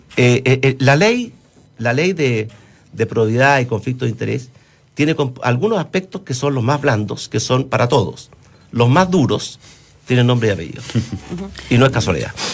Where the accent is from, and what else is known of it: Chile